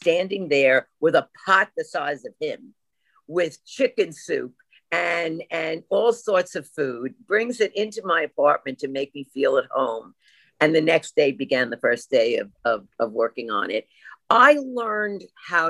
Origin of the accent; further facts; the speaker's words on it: New York, United States; accent: New York; my New York accent